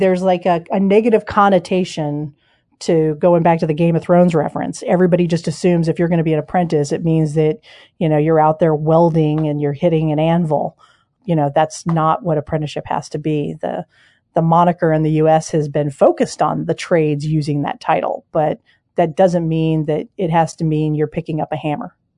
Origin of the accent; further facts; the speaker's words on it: Denver, Colorado, United States; also born or lived in Ohio / Cincinnati, Ohio / East Coast; now in Seattle, United States; I'm from Denver originally, but lived on the East Coast for a lot of years